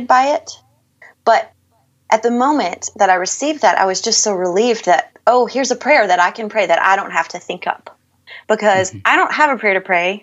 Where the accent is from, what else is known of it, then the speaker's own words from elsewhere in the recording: Bible Belt South, United States; moved away as an adult; I grew up in the Bible Belt South